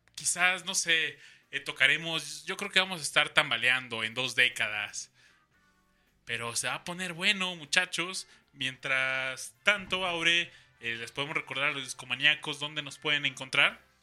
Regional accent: Mexico City, Mexico; como buen defeño

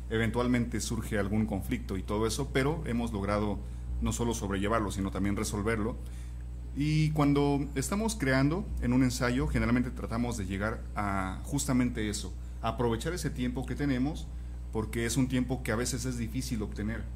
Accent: Pachuca, Hidalgo, Mexico; now in Guadalajara, Mexico; yo no soy de Guadalajara, soy de Pachuca

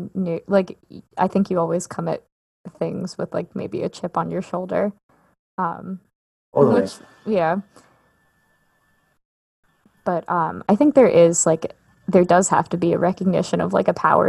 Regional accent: New York, United States; I'm from New York. I went to school in New York. Like I've never not lived in New York my whole life.

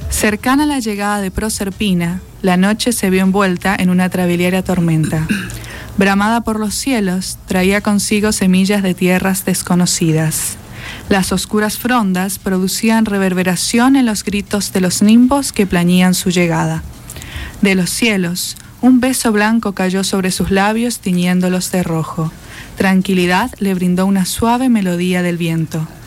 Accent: Barranqueras, Chaco, Argentina; yo pasé mi niñez en Barranqueras

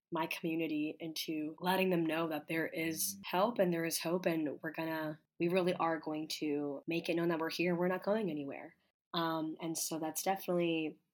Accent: Coral Springs, Florida, United States; moved away as an adult; now in Washington, D.C., United States; I'm from the South Florida area, and I'm more particularly from Coral Springs, Parkland. And I was born and raised there my whole entire life.

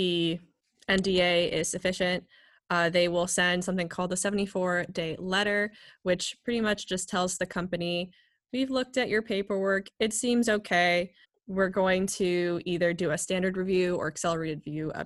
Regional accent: United States; we're from the United States

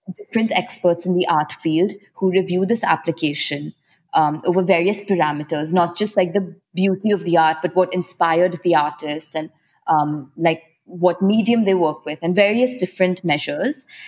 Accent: Mumbai, Maharashtra, India; I'm born and raised in Mumbai

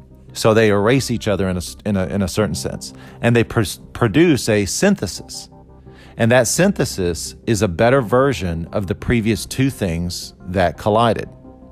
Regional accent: Costa Rica; born there; the fact that I was born in Costa Rica, all these things that were kind of good or bad.

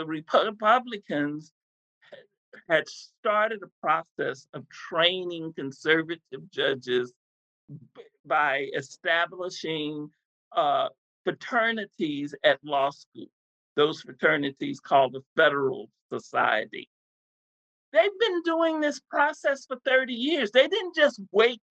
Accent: Texas, United States; I grew up in Texas was pregnant, single mother pregnant with my first child in 1970

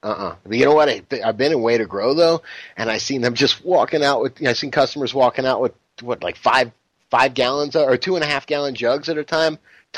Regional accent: South Florida, United States; I come from Shade Town, South Florida

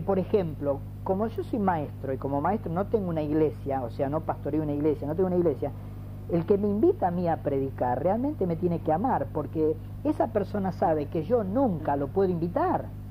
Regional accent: Ciudadela, Buenos Aires Province, Argentina

